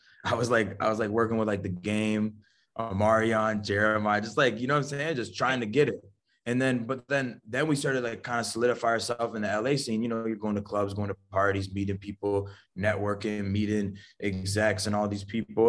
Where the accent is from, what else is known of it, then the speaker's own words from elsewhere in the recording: Niagara, Ontario, Canada; I always claim Niagara and shit, but, like, me being from Canada